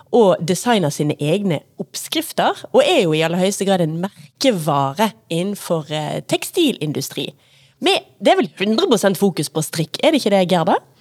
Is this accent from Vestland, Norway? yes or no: yes; Bergen, Vestland, Norway; vi er fra Bergen